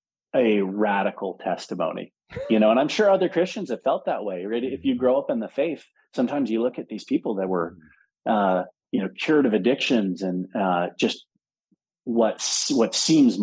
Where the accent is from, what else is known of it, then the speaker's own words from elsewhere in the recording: Philadelphia, Pennsylvania, United States; moved away as an adult; also born or lived in Denver; I grew up in Philadelphia